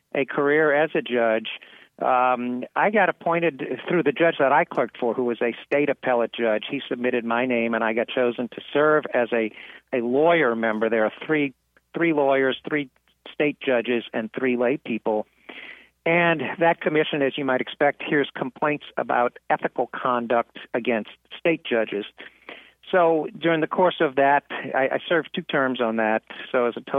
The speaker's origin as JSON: {"language": "English", "town": "New Orleans", "region": "Louisiana", "country": "United States", "tie": "born or raised there", "said": "when I was a kid growing up in New Orleans"}